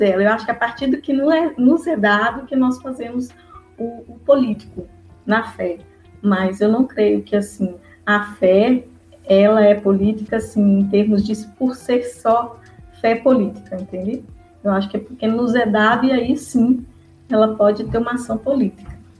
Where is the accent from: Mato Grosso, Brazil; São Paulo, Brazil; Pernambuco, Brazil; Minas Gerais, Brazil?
Minas Gerais, Brazil; moved away as an adult; now in Olinda, Brazil; eu vim para Recife, eu sou de Minas Gerais, com meu esposo